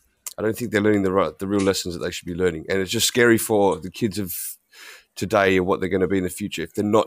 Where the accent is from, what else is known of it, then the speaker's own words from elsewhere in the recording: Australia; I am from Australia.